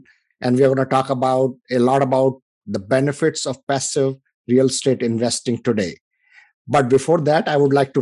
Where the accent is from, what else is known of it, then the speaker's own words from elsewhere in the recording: India; moved away as an adult; now in United States; I come from India. You know, I came here about 25 years ago.